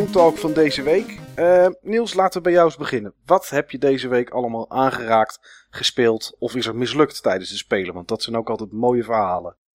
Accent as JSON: {"language": "Dutch", "country": "Netherlands", "said": "ben ik wel echt een Nederlander"}